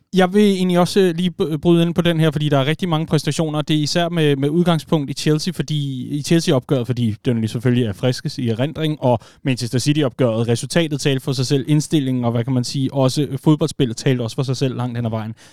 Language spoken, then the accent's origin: Danish; Vestegnen, Capital Region of Denmark, Denmark